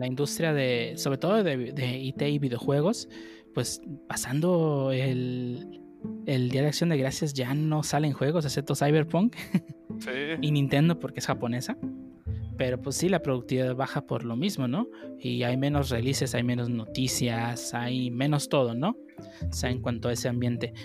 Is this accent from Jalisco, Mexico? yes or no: no; Guerrero, Mexico; moved away; de donde yo soy, de Guerrero